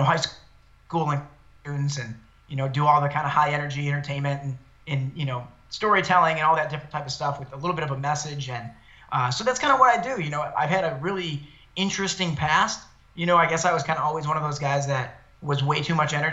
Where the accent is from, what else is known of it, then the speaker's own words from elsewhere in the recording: Detroit, Michigan, United States; moved away as an adult; also born or lived in East Lansing, Michigan; now in Los Angeles, United States; I was born and raised about 10 minutes from downtown Detroit in a neighborhood known as Downriver